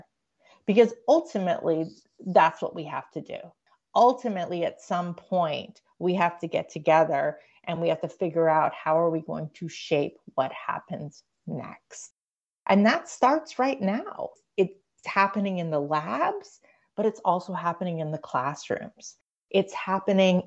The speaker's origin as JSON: {"language": "English", "country": "Canada", "tie": "born or raised there", "moved": "yes", "lives_now": "United States", "said": "I grew up in Canada"}